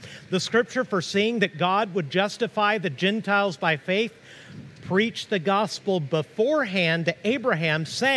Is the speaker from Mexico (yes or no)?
yes; Mexico; also born or lived in Tahlequah, Oklahoma (ancestry); now in United States; I'm an American citizen, but I feel Mexican on the inside because I grew up in Mexico.